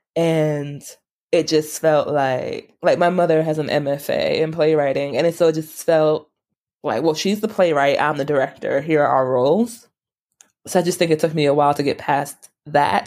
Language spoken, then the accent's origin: English; New York, United States; moved away; I'm from New York.